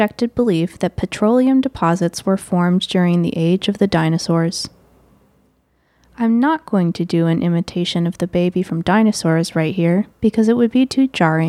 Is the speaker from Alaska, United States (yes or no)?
no; Illinois, United States; my home state of Illinois